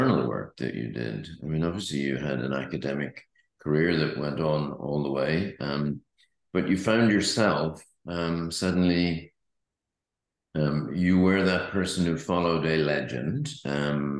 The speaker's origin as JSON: {"language": "English", "country": "Ireland", "said": "being Irish"}